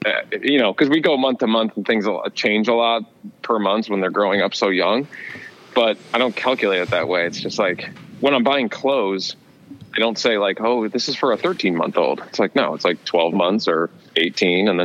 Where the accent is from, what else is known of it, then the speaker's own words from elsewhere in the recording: Watertown, United States; growing up in Watertown